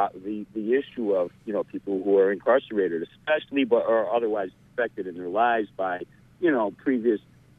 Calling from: Ellsworth, Maine, United States; I'm calling from Ellsworth.

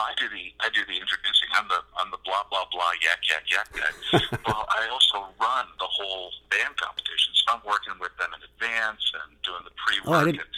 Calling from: Butte, Montana, United States; I'm calling from Butte, Montana, on top of the Continental Divide at 5518.

